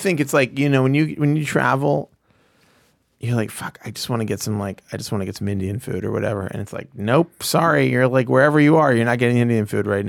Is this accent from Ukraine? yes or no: yes; Ukraine; I don't know. I'm from Ukraine. Listen, the Ukrainians are not white.